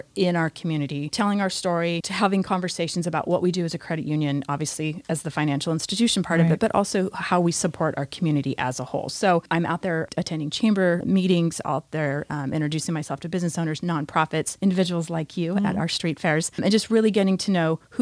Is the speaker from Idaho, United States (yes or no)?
no; Napa, California, United States; now in Ventura County, United States; I'm actually from Napa, so Napa Valley wine country